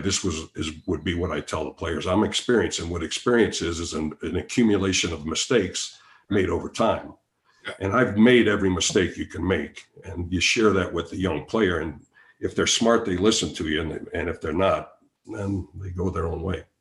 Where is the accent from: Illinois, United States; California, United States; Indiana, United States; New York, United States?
Illinois, United States; Chicago; I'm from Chicago